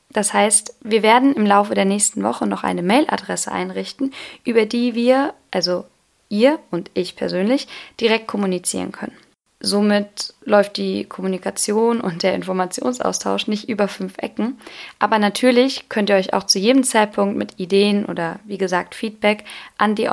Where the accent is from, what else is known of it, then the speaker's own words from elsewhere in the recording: Lampertheim, Hesse, Germany; Ich bin derzeit 21 Jahre alt und bin auch eine echte Südhessin, denn ich bin in Lampertheim groß geworden, wohne dort auch